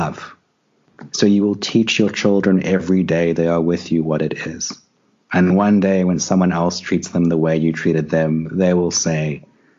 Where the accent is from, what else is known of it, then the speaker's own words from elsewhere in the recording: South Africa; I grew up in South Africa. You know, I grew up here in the 80s and during apartheid